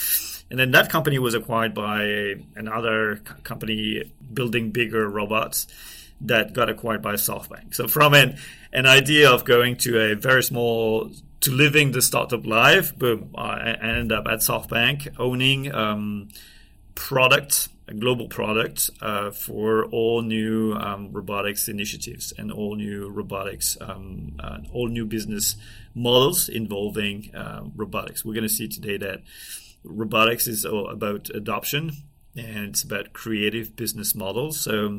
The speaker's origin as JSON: {"language": "English", "country": "France", "accent": "French", "second_language": "English", "moved": "yes", "lives_now": "United States", "said": "I'm from France. I'm doing my best to try and improve my English accent, but can't hide it."}